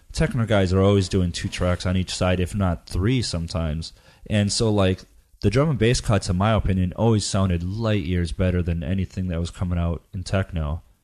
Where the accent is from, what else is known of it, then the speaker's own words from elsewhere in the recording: United States; I was from the Northwoods